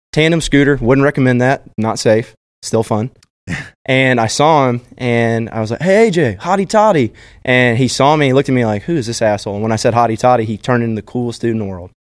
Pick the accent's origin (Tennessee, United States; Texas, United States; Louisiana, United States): Texas, United States; Austin; growing up in Austin, obviously, um, I was a freshman in high school